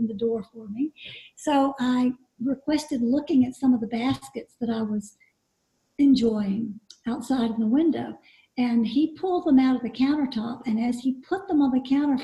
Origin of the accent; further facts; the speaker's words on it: East Coast of America, United States; I grew up on the East Coast.